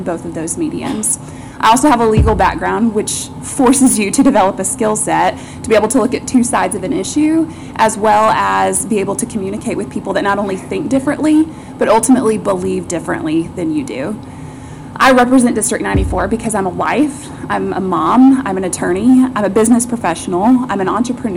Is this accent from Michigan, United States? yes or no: no; Northwest Arkansas, United States; I grew up here in Northwest Arkansas.